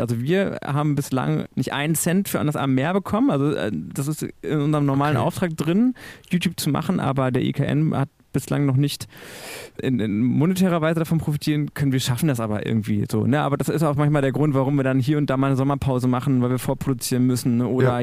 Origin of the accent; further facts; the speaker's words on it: Münsterland, North Rhine-Westphalia, Germany; now in Hannover, Germany; Ich komme aus dem Münsterland